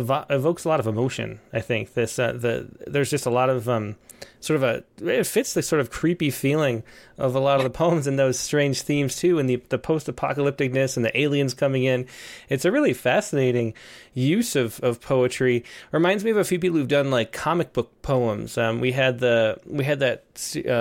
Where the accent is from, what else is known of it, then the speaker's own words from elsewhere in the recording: Palmyra, New York, United States; where I grew up, Palmyra, New York